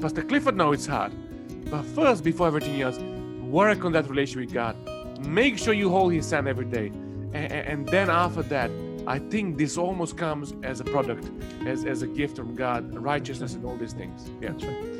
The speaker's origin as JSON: {"language": "English", "country": "Serbia", "also_born_or_lived": "Cornwall", "second_language": "English", "moved": "as an adult", "lives_now": "Watford, United Kingdom", "said": "I originally come from uh, Serbia. I was born in 1982"}